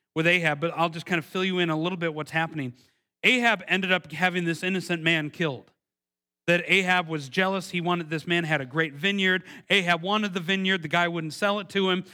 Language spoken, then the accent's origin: English; Milwaukee, Wisconsin, United States; moved away; I, am from originally from Milwaukee, Wisconsin